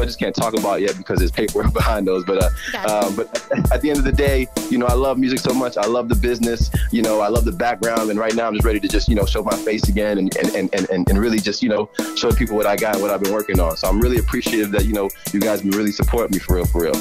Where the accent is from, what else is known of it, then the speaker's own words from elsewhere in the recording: Boston, Massachusetts, United States; also born or lived in Fall River, Massachusetts / Brockton, Massachusetts; So I was born in Boston. I was born in Boston. I, I grew up a little bit in Mattapan